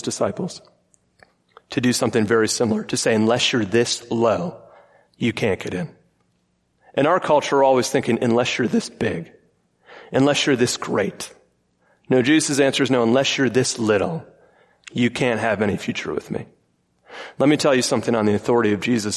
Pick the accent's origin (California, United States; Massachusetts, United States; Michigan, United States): Michigan, United States; I grew up in Michigan